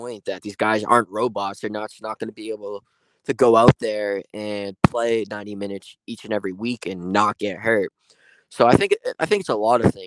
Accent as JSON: {"language": "English", "country": "United States", "said": "I'm from America"}